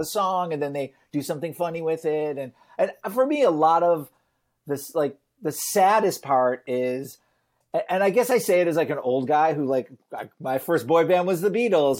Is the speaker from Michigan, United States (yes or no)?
yes; Detroit, Michigan, United States; I grew up in Detroit